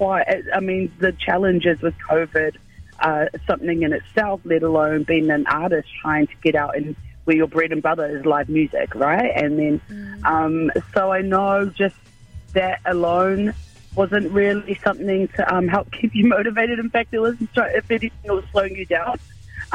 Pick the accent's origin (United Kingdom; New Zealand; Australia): New Zealand; Auckland; I'm just an island girl born and raised in Auckland City, central Auckland